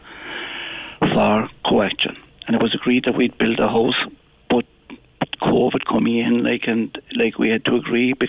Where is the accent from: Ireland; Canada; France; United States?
Ireland; as an Irishman